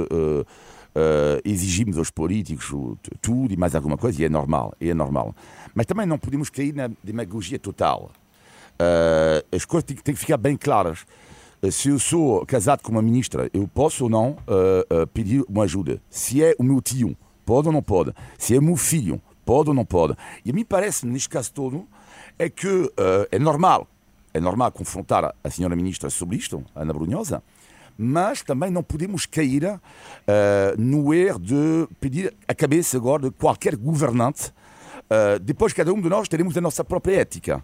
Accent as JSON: {"language": "Portuguese", "town": "Almada", "region": "Lisbon", "country": "Portugal", "said": "Almada, minha Terra"}